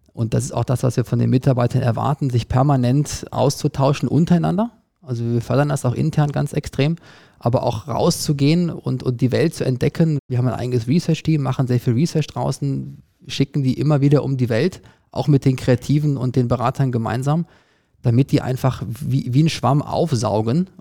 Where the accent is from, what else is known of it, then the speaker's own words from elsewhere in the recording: Cologne, North Rhine-Westphalia, Germany; moved away; ich komme selber aus Köln